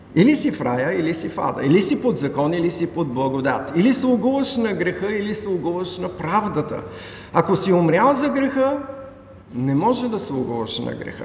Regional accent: Bulgaria; Ние като българи сме родени тук в България, имаме българско гражданство.

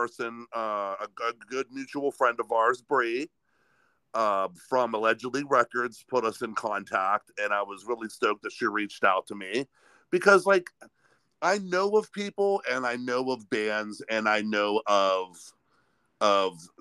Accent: Sharon, Pennsylvania, United States; moved away as an adult; also born or lived in New Castle, Pennsylvania; now in Youngstown, United States; I grew up just outside of Youngstown, a little town called Sharon, and on the Pennsylvania side

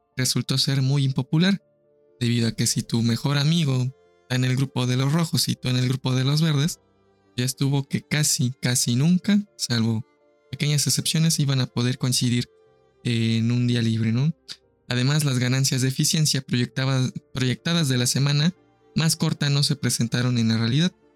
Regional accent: Mexico; nuestro calendario mexica, zapoteco, maya

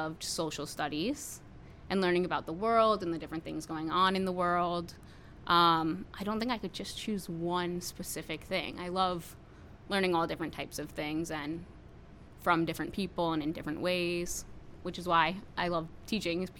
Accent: Warwick, New York, United States; I grew up in Warwick, so I went to Warwick Valley Middle School

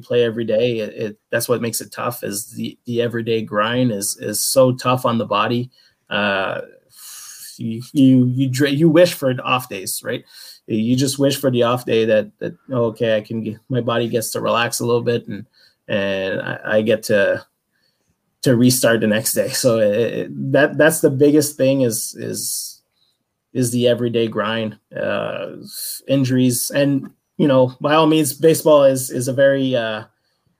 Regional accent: Canada; I'm a Canadian guy

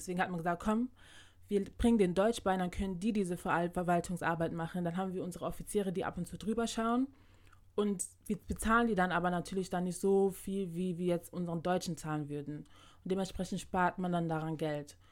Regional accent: Ghana; bei uns in Ghana

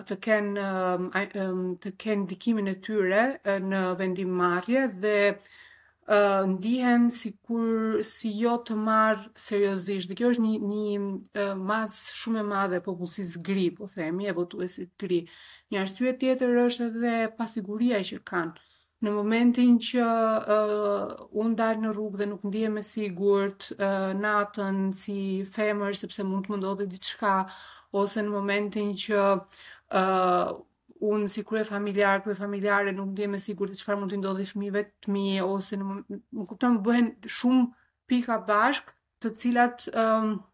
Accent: Albania; also born or lived in Grunewald, Berlin, Germany; now in Berlin, Germany; unë e them vetë, jam shqiptare

